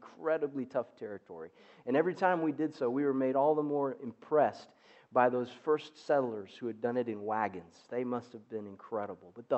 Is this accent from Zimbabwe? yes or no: yes; Zimbabwe; moved away; Growing up in Southern Africa was just incredible for a little boy